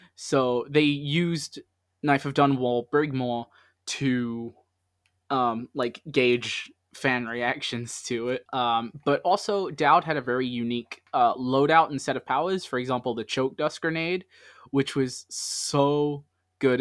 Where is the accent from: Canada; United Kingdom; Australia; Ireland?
United Kingdom; London; I'm from London